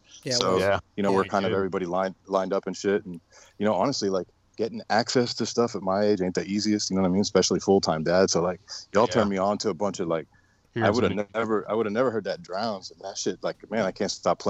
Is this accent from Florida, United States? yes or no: yes; Miami, Florida, United States; I grew up in Miami, so okay. Like a lot of the bands. Yeah, I was born in Miami